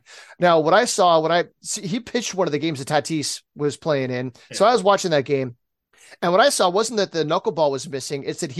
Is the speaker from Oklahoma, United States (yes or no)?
no; San Diego, California, United States; I'm from San Diego